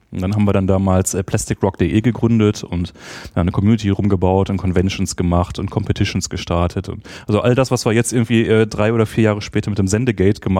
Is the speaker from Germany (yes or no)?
yes; Bochum, North Rhine-Westphalia, Germany; moved away as an adult; also born or lived in Essen / Göttingen; now in Berlin, Germany; in Essen, was ein bisschen schrecklich ist. Ähm, und aber dann nach einem Jahr nach Bochum gezogen, was natürlich äh, viel cooler ist.